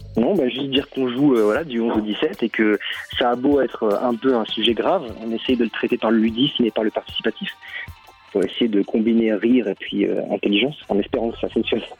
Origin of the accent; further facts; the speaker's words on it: France; moi, je suis français